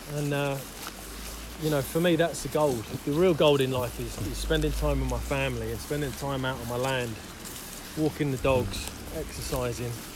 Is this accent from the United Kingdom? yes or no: yes; Isleworth, London, United Kingdom; moved away as an adult; now in Devon, United Kingdom; I grew up in Isleworth.